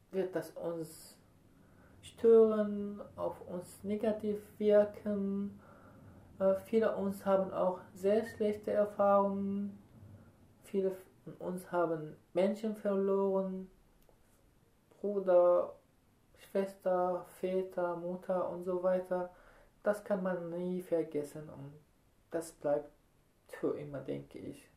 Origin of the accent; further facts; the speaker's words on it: Syria; German is a second language; moved away as an adult; also born or lived in Stendal, Germany; now in Potsdam, Germany; ich komme aus Syrien, bin in 2015 nach Deutschland gekommen